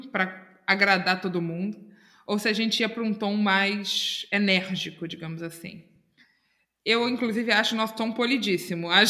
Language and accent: Portuguese; Itacuruçá, Rio de Janeiro, Brazil; Pois é, eu sou de Itacuruçá.